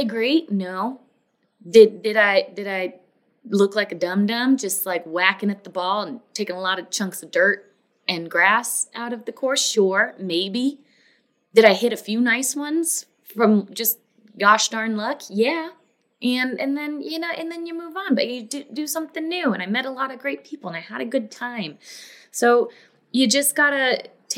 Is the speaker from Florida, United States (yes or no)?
yes; Florida, United States; also born or lived in Los Angeles, United States / Denver, United States / Atlanta, United States; now in Nashville, United States; I grew up in Florida. I've moved a lot of different places